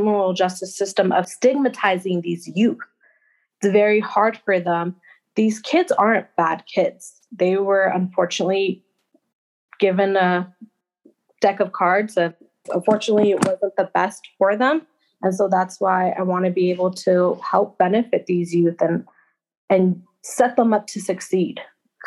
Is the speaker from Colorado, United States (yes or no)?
yes; Denver, Colorado, United States; moved away as an adult; now in Wyoming, United States; I'm actually from Denver